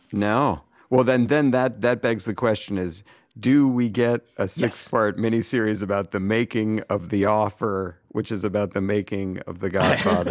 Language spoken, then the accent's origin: English; Weston, Massachusetts, United States; moved away; my hometown of Weston